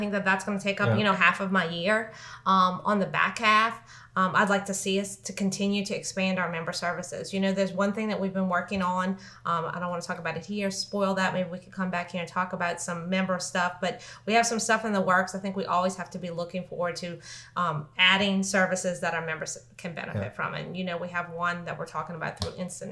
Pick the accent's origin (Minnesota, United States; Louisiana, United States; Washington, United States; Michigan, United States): Louisiana, United States; New Orleans; now in Lafayette, United States; I'm from New Orleans.